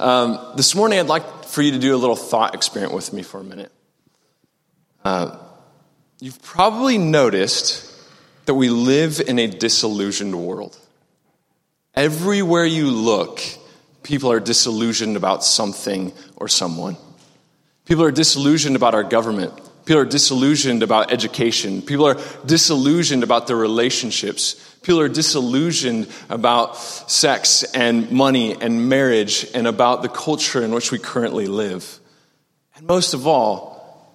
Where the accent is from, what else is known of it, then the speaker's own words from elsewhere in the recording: Omaha, Nebraska, United States; moved away as an adult; also born or lived in Maryville, Missouri; I'm originally from Omaha, Nebraska. Grew up on 144th and Dodge